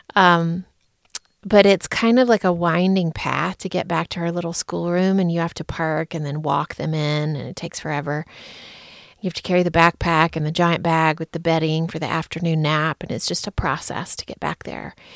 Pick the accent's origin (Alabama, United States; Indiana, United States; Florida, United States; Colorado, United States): Alabama, United States; moved away as an adult; also born or lived in Chicago; now in Denver, United States; When I moved away from Alabama and landed in the Chicago area